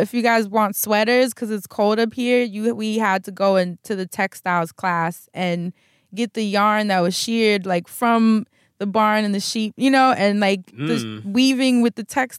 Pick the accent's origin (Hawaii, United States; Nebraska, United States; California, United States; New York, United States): New York, United States; New York City; this like Project Harlem kid.